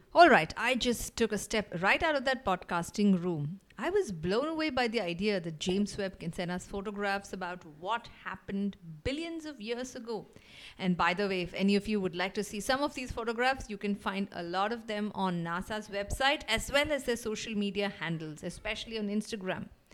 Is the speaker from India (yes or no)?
yes; India; I'm from India.